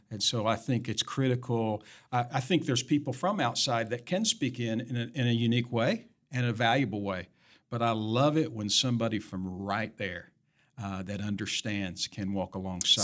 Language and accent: English; Tennessee, United States; moved away; Tennessee, my home state